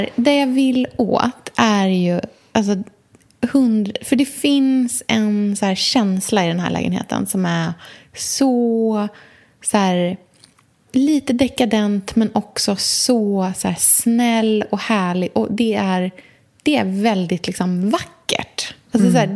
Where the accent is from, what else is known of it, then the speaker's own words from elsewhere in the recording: Norrköping, Östergötland, Sweden; åker hem till Norrköping